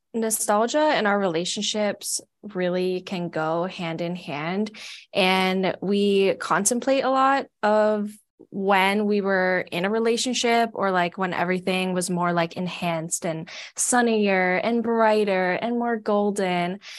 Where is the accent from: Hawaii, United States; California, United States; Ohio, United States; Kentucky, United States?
Hawaii, United States; moved away as an adult; now in Portland, United States; I'm not from Oregon, I'm actually from Hawaii, and I moved here to come to grad school at P S U